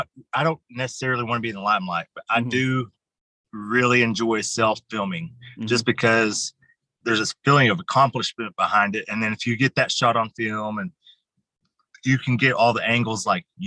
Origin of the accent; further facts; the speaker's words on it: Muskogee, Oklahoma, United States; I'm from Muskogee. So lots of places all over Muskogee.